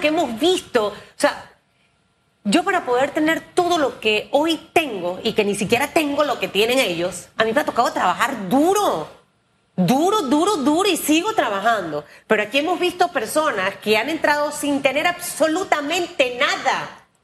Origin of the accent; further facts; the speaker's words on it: Panama; como panameña